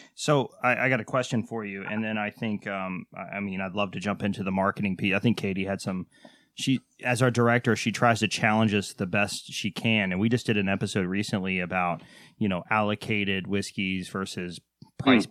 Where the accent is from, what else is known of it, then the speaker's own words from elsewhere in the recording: Waco, Texas, United States; I'm from Texas